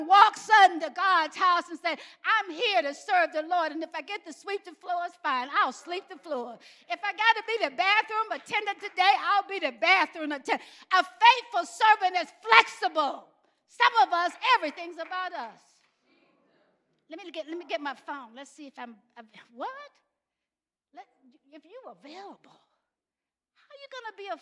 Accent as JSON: {"language": "English", "region": "Alabama", "country": "United States", "tie": "born or raised there", "said": "I grew up in Alabama"}